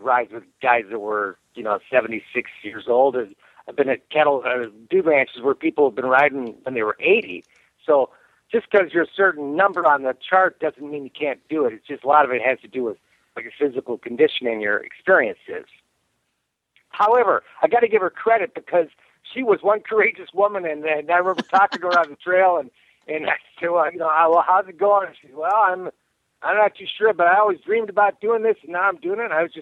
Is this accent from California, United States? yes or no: yes; California, United States; I'm from California